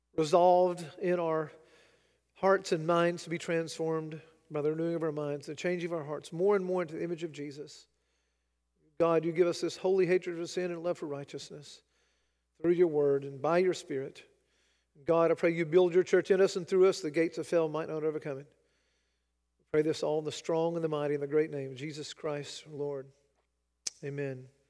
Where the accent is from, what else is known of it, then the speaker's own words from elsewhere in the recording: United States; I'm an American